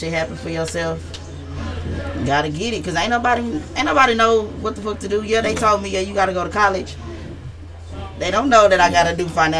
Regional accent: Houston, Texas, United States; I grew up in Sunnyside and in Yellowstone

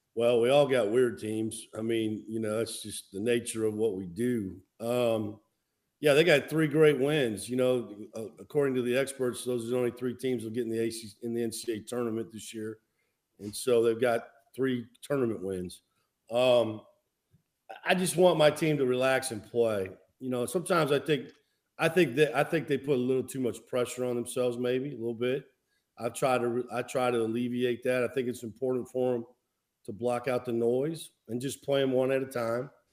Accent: Midwest, United States; moved away; growing up in the Midwest

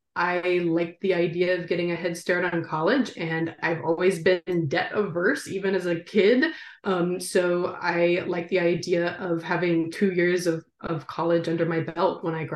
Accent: Nacogdoches, Texas, United States; now in Austin, United States; I am from Texas. In fact, I grew up in East Texas, in the piney woods of East Texas, in a little town called Nacogdoches.

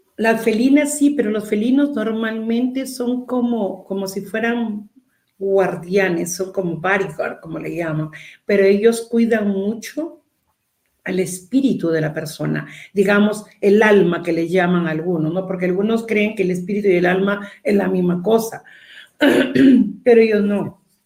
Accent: Peru; todos los dos somos peruanos

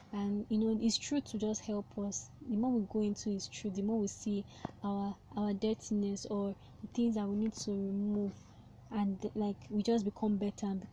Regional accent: Nigeria; I'm a Nigerian, so in case you're American and you're listening to this, I'm in Nigeria, and in a Nigerian system we call it secondary school

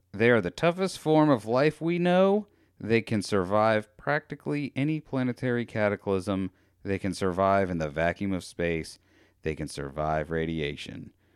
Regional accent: United States; I'm American

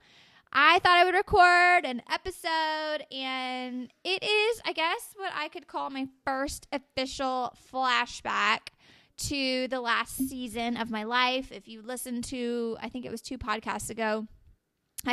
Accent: Dallas, Texas, United States; I'm from Dallas, Texas

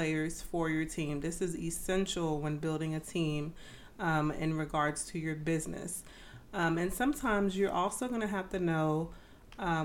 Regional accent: Boston, Massachusetts, United States; I was raised in Boston

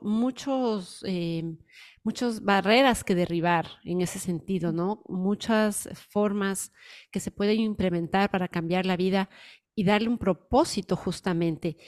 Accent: Ecuador; moved away; yo soy ecuatoriana y voy mucho cuando voy a mi país

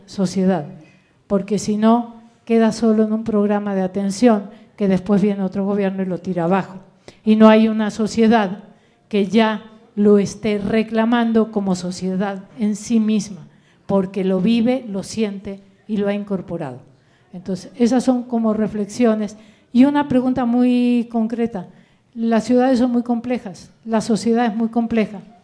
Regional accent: Argentina; moved away as an adult; now in Morelos, Mexico; yo vengo de Argentina

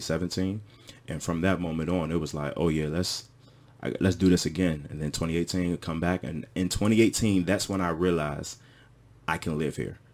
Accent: Washington, D.C. area, Prince George's County, Maryland, United States; moved away as an adult; now in Ghana; I grew up in the Washington, D C area

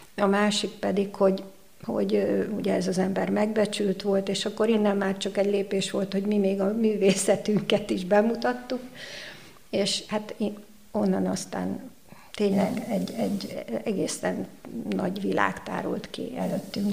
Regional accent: Budapest, Hungary; moved away as an adult; also born or lived in New York / Taiwan; now in Székesfehérvár, Hungary; bár a szülővárosom, de elegem lett Budapestből

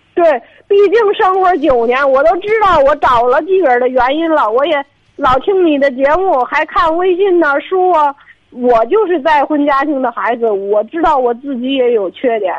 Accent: Tangshan, Hebei, China; 我唐山的

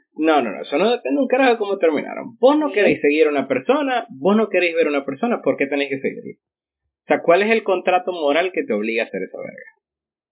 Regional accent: Ciudad Ojeda, Zulia, Venezuela; also born or lived in Maracaibo; yo nací en Ojeda

